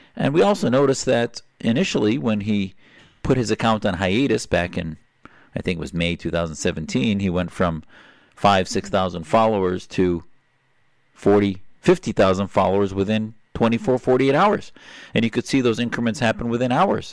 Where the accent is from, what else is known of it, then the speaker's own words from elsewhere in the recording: United States; as an American